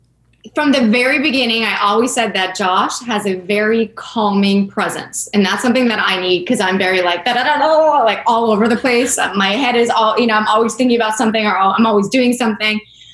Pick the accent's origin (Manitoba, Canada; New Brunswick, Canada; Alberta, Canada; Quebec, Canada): Quebec, Canada; Montreal; I grew up in St. Leonard